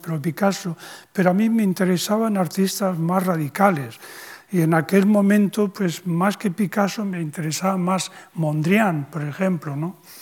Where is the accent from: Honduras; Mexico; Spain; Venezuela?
Spain; la condición de español, en, mi caso.